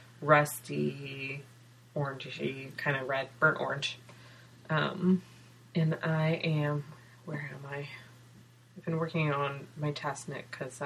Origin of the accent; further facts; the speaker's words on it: California, United States; Because I'm from California